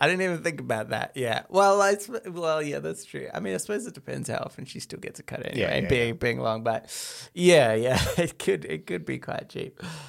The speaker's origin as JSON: {"language": "English", "region": "Midwest", "country": "United States", "said": "We're from the Midwest."}